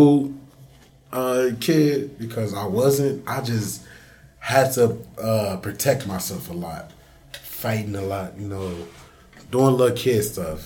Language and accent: English; Racine, Wisconsin, United States; also born or lived in Chicago, Illinois; I'm originally from Chicago, Illinois, but I moved down to Racine when I was six